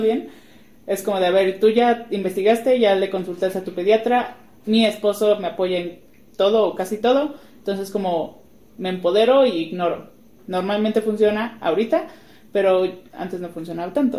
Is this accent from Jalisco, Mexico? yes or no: yes; Guadalajara, Jalisco, Mexico; moved away as an adult; now in Puebla, Mexico; Yo no soy de aquí, yo soy de Guadalajara y estamos ahorita en Puebla porque mi esposo es de aquí